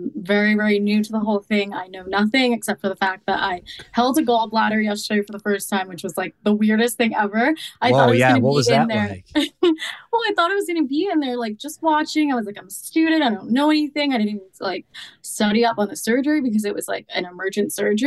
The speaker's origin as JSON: {"language": "English", "region": "New Jersey", "country": "United States", "tie": "born or raised there", "also_born_or_lived": "Boston", "moved": "as an adult", "lives_now": "Miami, United States", "said": "I grew up in New Jersey, but then I lived in Boston for a couple of years, like after college"}